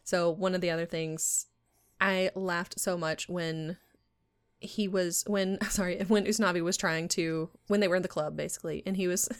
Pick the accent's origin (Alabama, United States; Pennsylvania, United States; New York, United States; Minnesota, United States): Alabama, United States; I'm, I'm from Alabama